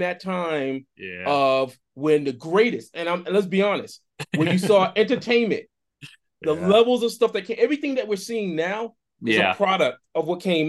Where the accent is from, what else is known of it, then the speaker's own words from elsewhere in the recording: Boston, Massachusetts, United States; I grew up in Boston.